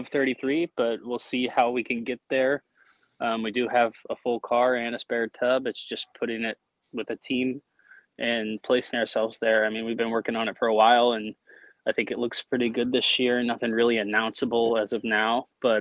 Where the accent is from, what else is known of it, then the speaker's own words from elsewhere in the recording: Florida, United States; also born or lived in Indianapolis (parents); And when I was about 4 years old, got into those Hot Wheels cars, just had boxes and boxes of those things. And my mom was like, hey, there's a little dirt track up here. We're in Florida.